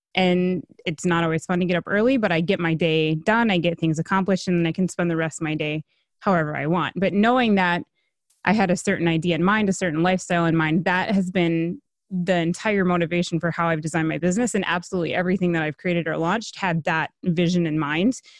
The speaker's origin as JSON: {"language": "English", "region": "Minnesota", "country": "United States", "said": "I'm from Minnesota."}